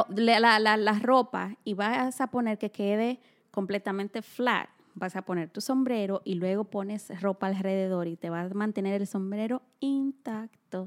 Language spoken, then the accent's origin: Spanish; Dominican Republic; moved away; nosotros que somos de República Dominicana